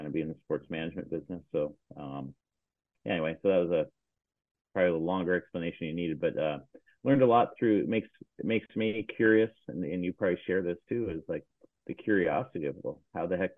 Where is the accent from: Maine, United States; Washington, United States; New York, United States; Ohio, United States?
Washington, United States; Seattle; I grew up here in Seattle, Washington